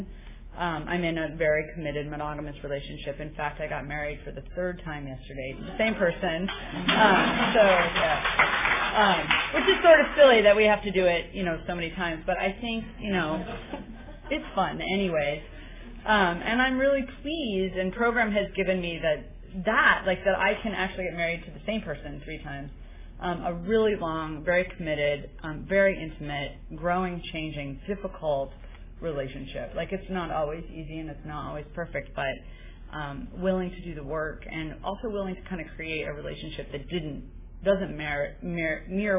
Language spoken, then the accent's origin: English; New Mexico, United States; now in San Francisco, United States; I grew up in New Mexico